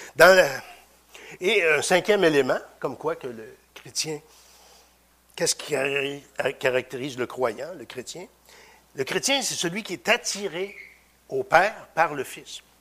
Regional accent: Victoriaville, Quebec, Canada; je viens de Victoriaville

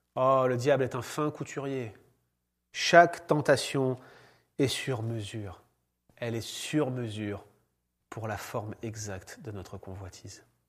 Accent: France; moved away; en tant que Français

